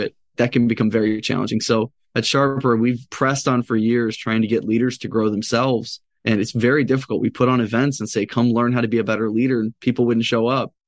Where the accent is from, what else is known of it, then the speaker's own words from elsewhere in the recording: Chicago, Illinois, United States; I grew up in Chicago, so I'm a diehard Bulls fan.